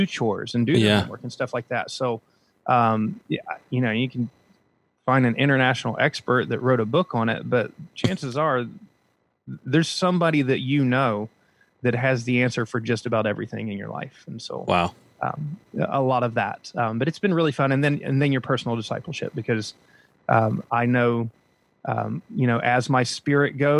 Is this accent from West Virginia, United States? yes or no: yes; Huntington, West Virginia, United States; moved away as an adult; now in South Florida, United States; I grew up though in West Virginia in a town called Huntington, West Virginia